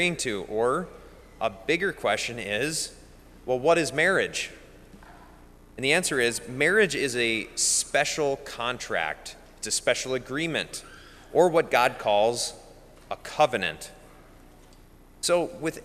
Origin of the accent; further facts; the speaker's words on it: Bismarck, North Dakota, United States; I'm from Bismarck and I live at the cathedral